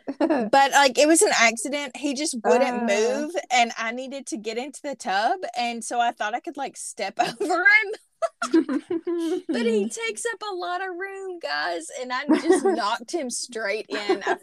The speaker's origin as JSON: {"language": "English", "region": "Southern United States", "country": "United States", "also_born_or_lived": "Southeast Arkansas", "accent": "extreme Southern", "said": "my extreme Southern accent"}